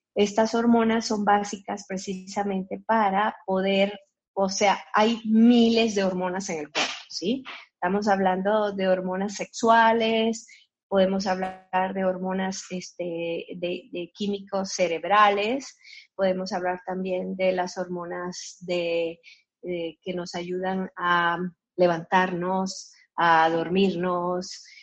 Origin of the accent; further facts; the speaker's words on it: Colombia; now in Guadalajara, Mexico; soy de Colombia, nacida en Colombia, pero ya tengo 40 años viviendo aquí en Guadalajara, México